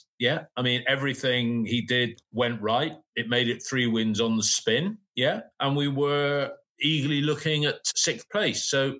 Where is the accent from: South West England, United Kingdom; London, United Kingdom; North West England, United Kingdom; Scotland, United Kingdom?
South West England, United Kingdom; We're up from Somerset.